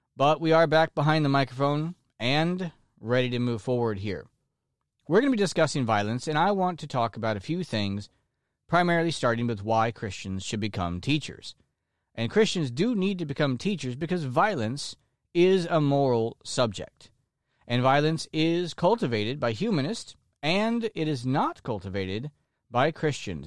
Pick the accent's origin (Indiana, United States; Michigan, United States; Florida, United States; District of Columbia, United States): Florida, United States; like myself. who are lifelong Floridians, people who have been born and raised in Florida